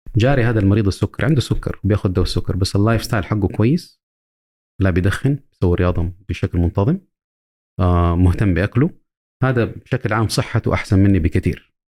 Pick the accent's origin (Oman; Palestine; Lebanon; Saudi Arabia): Saudi Arabia; also born or lived in United States; عندنا في السعودية